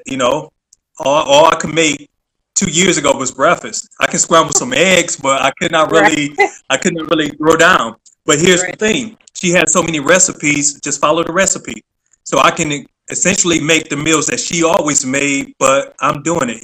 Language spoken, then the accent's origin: English; Detroit, Michigan, United States; now in Virginia, United States; born and raised in Detroit, like, you knew everybody.